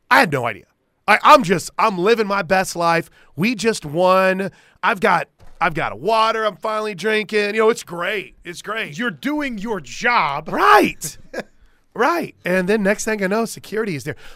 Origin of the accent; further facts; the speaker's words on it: Illinois, United States; I'm from Illinois